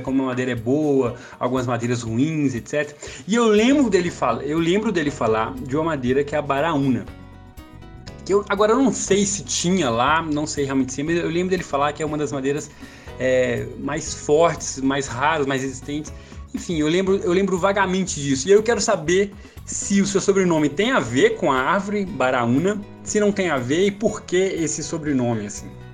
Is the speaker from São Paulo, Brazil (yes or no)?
no; São Domingos das Dores, Minas Gerais, Brazil; moved away; eu sou do interior de Minas Gerais, é, morei na cidade de São Domingos das Dores